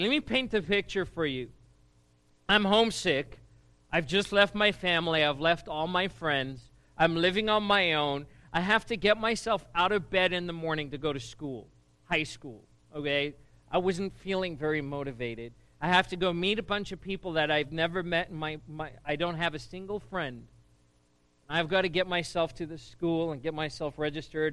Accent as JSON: {"language": "English", "country": "South Africa", "tie": "born or raised there", "moved": "as an adult", "lives_now": "United States", "said": "I grew up in South Africa, and uh, school in South Africa is very different to what it is here"}